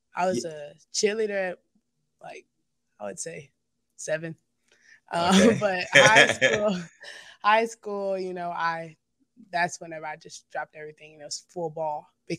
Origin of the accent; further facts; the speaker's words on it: China, Texas, United States; I would play basketball in this other small town close by it called Nome.